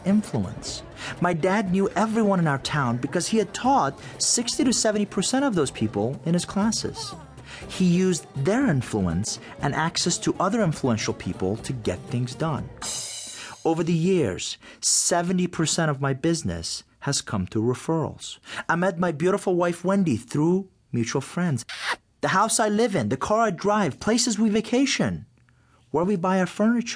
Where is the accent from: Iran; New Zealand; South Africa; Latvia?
Iran; English is a second language; also born or lived in Atlanta, United States; now in United States; in Iran to a middle-class family. Both of my parents were teachers